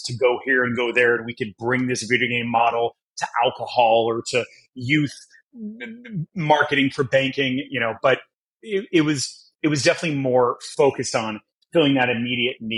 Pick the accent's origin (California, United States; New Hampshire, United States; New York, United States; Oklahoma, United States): California, United States; Los Angeles; also born or lived in Brazil; being babysat on movie sets and TV sets and Mr. T used to let me, you know, hold all of his gold chains and hand me his fake AK-47s, which, you know, is totally normal